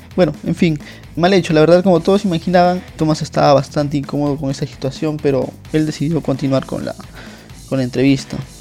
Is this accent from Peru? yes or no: yes; Peru; soy peruano